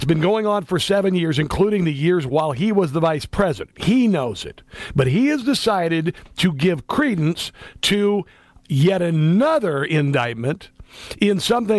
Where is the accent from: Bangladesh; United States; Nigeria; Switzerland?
United States; Iowa; I'm a Midwesterner. I'm from Iowa, by the way.